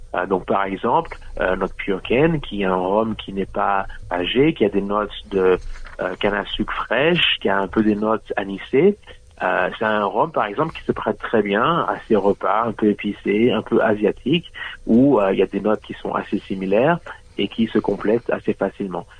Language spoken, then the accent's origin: French; Martinique; moved away as an adult; now in New South Wales, Australia; je suis né, j'ai grandi en Martinique